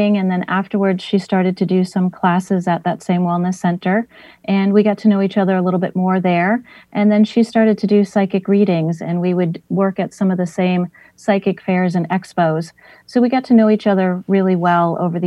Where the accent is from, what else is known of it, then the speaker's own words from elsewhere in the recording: West Springfield, Massachusetts, United States; also born or lived in Westfield, Massachusetts; I was born in Springfield in an area called Hungry Hill, which was a very Irish neighborhood back in the day. And then when we started to make good money, we moved to the suburbs of West Springfield, and I grew up there